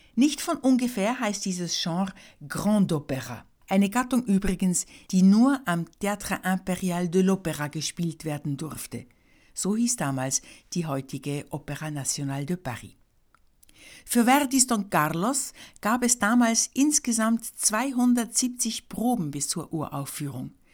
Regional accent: Switzerland; Ich bin Schweizerin

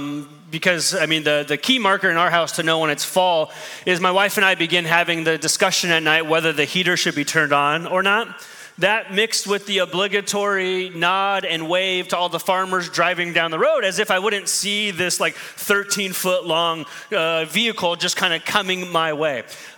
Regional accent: Midwest, United States; now in New York, United States; So I go from being a good Midwestern person to being a New Yorker real fast

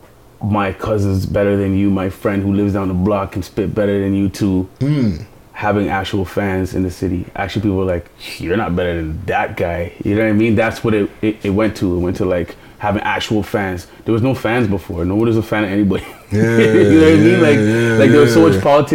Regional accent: Toronto, Ontario, Canada; I'm from the East

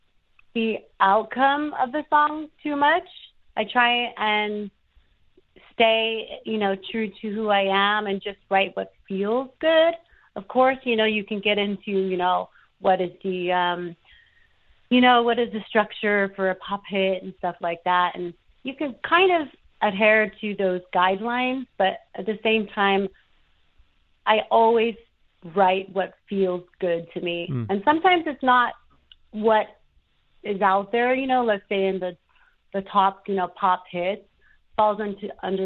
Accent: Idyllwild, California, United States; also born or lived in Los Angeles, California / Europe; I grew up in the Southern California mountains

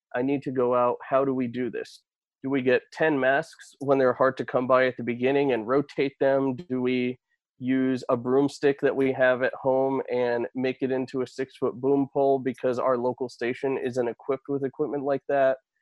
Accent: Connecticut, United States; Fox 61, my hometown station

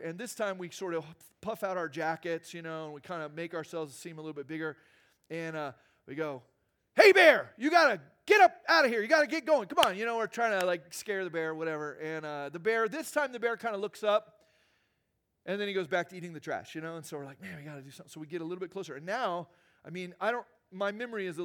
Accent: Arizona, United States; moved away; I grew up in Arizona

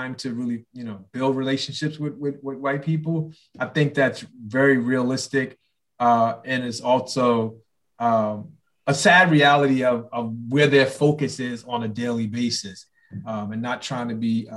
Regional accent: New York City, New York, United States; I grew up in New York too, Brooklyn

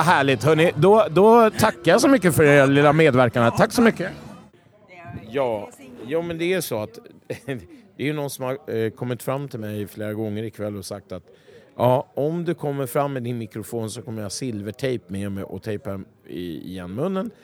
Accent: Stockholm, Stockholm County, Sweden; jag kommer ifrån Vällingby.

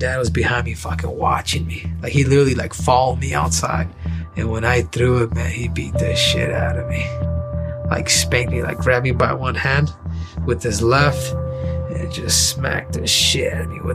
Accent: Los Angeles, California, United States; moved away; also born or lived in Arizona; I was born in California. I was born in South Central LA, for that matter.

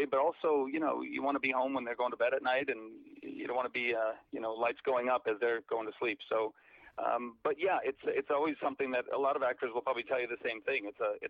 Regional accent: Chicago, Illinois, United States; I'm originally from the Chicago area, and I kind of grew up doing theater.

